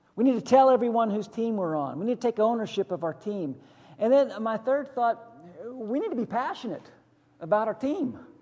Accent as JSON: {"language": "English", "area": "just outside of Pittsburgh", "region": "western Pennsylvania", "country": "United States", "tie": "born or raised there", "moved": "yes", "lives_now": "Hillsborough County, United States", "said": "I grew up just outside of Pittsburgh in the 70s"}